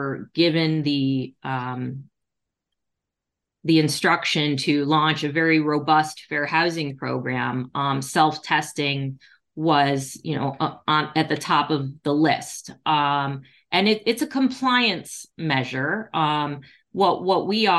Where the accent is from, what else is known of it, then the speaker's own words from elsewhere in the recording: Detroit, Michigan, United States; my hometown of Detroit